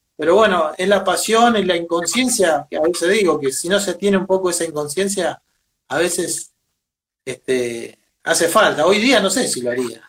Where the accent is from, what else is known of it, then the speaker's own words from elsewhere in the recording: Venado Tuerto, Santa Fe, Argentina; Yo soy de Venado Tuerto, Santa Fe, al, sur de Santa Fe